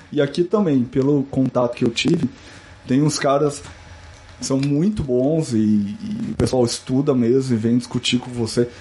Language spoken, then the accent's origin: Portuguese; Campo Grande, Mato Grosso do Sul, Brazil; moved away as an adult; also born or lived in Curitiba, Brazil; now in Canada; Eu sou de Campo Grande, Mato Grosso do Sul, natural, estudei minha vida inteira lá